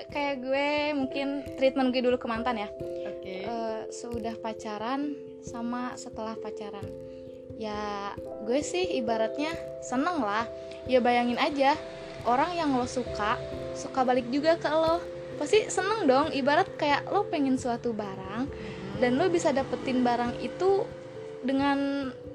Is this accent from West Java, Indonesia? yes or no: yes; West Java, Indonesia; accent: Sundanese; kita tuh orang Jawa Barat